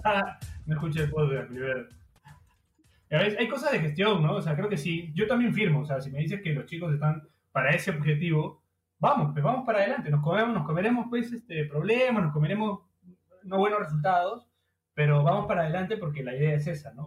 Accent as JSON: {"language": "Spanish", "country": "Peru", "said": "creo que en Perú no tiene tanta importancia"}